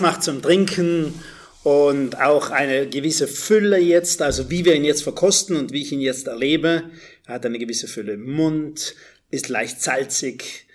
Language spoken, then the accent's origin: German; South Tyrol, Trentino-Alto Adige, Italy; ich bin aus Südtirol